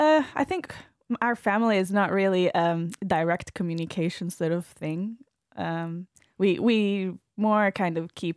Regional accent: Padua, Veneto, Italy; English is a second language; I was born in Italy, close to Venice, in Padova. And my dad is Russian-Ukrainian with a Jewish background. And my mom is Italian. So I lived there for most of my life, but they sent me to an American private school.

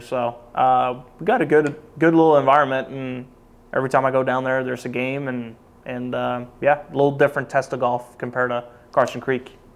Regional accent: Norway; moved away as an adult; also born or lived in Oklahoma; Growing up in Norway

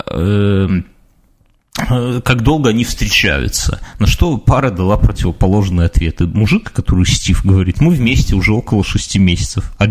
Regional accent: Belarus; ну, так, по крайней мере, мы белорусы рассуждаем, правильно?

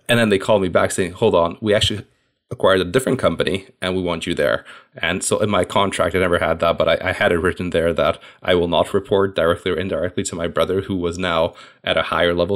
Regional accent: Hungary; moved away as an adult; also born or lived in United States / London, United Kingdom; I'm originally actually from Hungary.

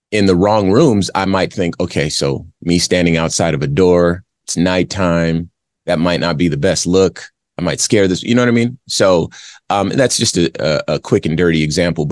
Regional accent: Arizona, United States; I grew up in Arizona

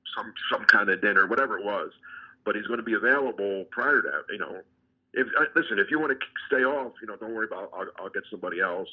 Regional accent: New Jersey, United States; I grew up in Jersey

